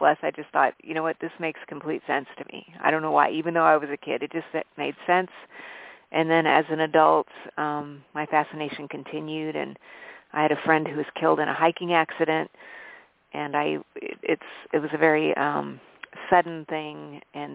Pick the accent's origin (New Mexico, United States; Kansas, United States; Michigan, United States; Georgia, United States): New Mexico, United States; Albuquerque; also born or lived in Colorado Springs, Colorado / Arizona; I grew up in a very eclectic household where I grew up in Albuquerque, New Mexico, and lived in the Colorado Springs area